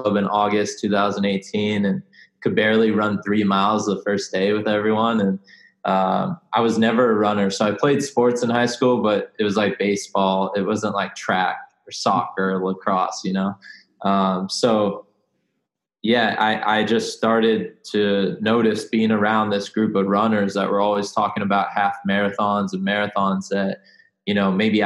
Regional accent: San Diego, California, United States; also born or lived in Venice, California / Arizona; I grew up in San Diego, California, you know, right by the beach

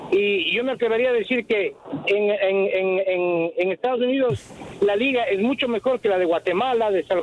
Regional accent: Ecuador; now in Chicago, United States; A mí me da vergüenza como ecuatoriano.

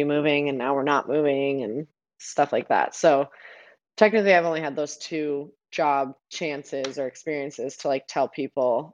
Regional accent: Nevada, United States; moved away as an adult; also born or lived in Arizona; now in New Jersey, United States; I'm from Nevada, but we live in Arizona, but now we live in Jersey

